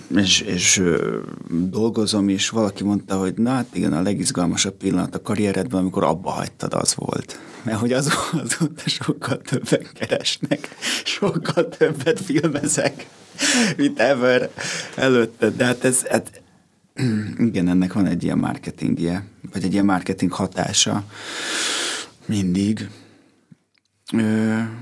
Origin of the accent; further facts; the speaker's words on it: Pilisborosjenő, Pest, Hungary; Pilisborosan nőttem fel